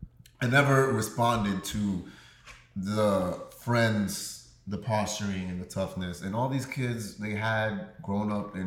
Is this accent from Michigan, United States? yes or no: no; New York City, New York, United States; I'm from Queens.